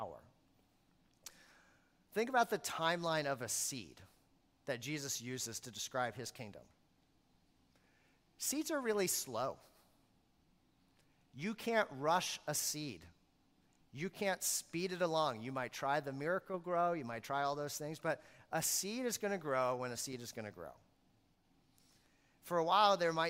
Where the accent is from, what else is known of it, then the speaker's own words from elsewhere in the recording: Maine, United States; I grew up in Maine